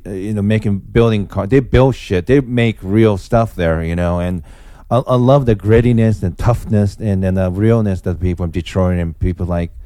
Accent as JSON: {"language": "English", "region": "Osaka", "country": "Japan", "tie": "born or raised there", "also_born_or_lived": "Los Angeles, California, United States", "moved": "yes", "said": "I grew up in Japan, Osaka, Japan"}